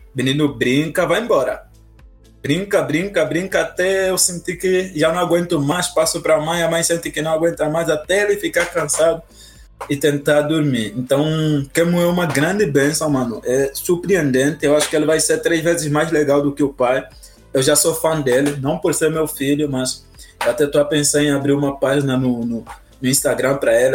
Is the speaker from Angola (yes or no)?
yes; Angola; now in Brazil; eu sou angolano